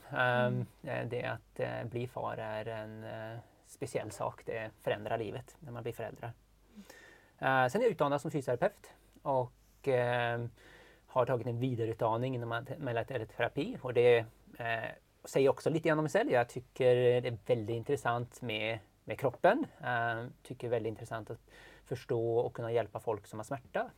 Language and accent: Swedish; northern Sweden, Sweden; moved away as an adult; now in Norway; jag är uppväxt i norra Sverige